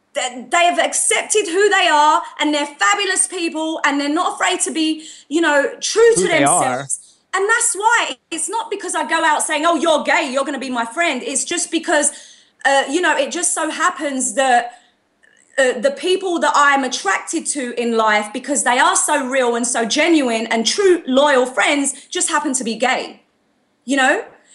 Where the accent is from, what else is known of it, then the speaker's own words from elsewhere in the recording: Australia; I'm not trying to fit in. I just do what's me. I'm Aussie.